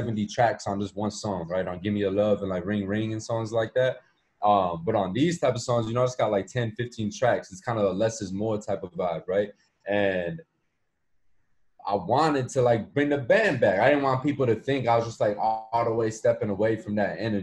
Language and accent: English; Chicago, Illinois, United States; I'm from Chicago